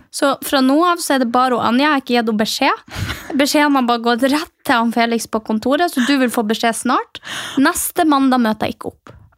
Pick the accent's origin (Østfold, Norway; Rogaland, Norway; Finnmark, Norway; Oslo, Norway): Finnmark, Norway; Mehamn; moved away; fra Mehamn, der jeg kommer fra